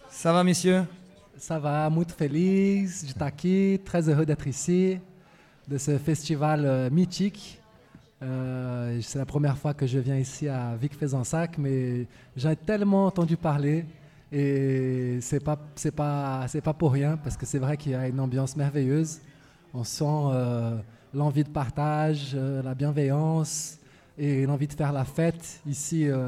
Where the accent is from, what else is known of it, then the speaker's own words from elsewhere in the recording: Brazil; French is a second language; moved away as an adult; now in Lyon, France; m'installer en France il y a quelques années. Et à l'époque, j'étais étudiant. L'université euh, chez moi au Brésil était en grève depuis euh, des mois et des mois et des mois et des mois.